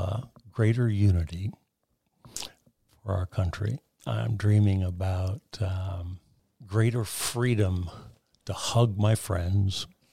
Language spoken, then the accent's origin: English; United States; As an American, as a proud American.